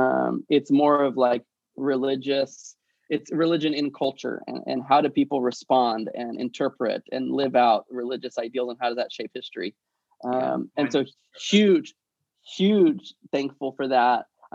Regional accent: Alabama, United States; now in Washington, United States; Because Alabama was like college town, rural, sports driven, less social justice driven, less academically rigorous. And then DC is like the opposite, right?

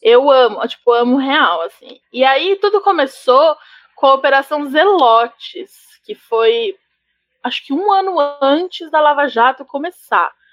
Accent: São Paulo, Brazil; eu sou de Pirituba

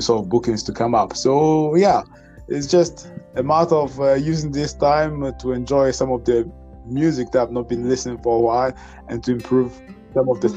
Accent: Ghana; I'm from Ghana.

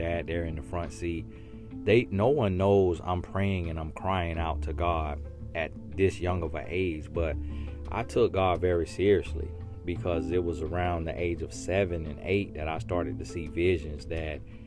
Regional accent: Auburndale, Florida, United States; moved away as an adult; also born or lived in El Paso, Texas / Winter Haven, Florida; I was raised in Arbondale, Florida from the age of 5 years old, I believe. And I stayed there until college.

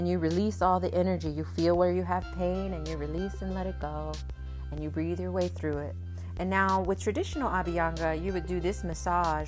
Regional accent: West Palm Beach, Florida, United States; I am from West Palm Beach, Florida

